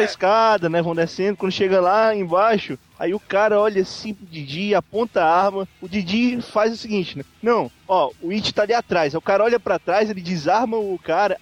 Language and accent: Portuguese; Fortaleza, Ceará, Brazil; eu sou de Fortaleza, Ceará